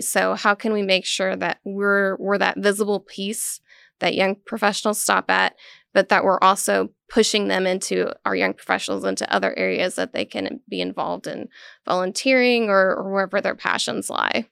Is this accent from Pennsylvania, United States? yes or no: no; Western Kansas, United States; now in Manhattan, United States; I grew up in Little Western, Kansas